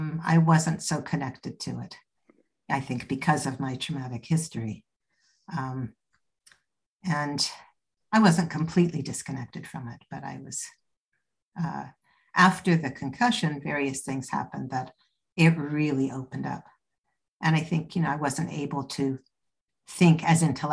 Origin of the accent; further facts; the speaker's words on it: Canada; moved away as an adult; also born or lived in Toronto; now in United Kingdom; I'm Canadian. I live in the UK now, but I was in Toronto at that point.